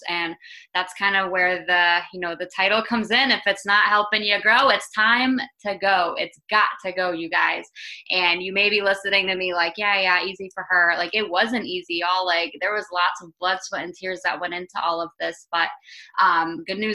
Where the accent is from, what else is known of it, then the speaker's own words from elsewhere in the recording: Tampa, Florida, United States; I'm from Tampa, Florida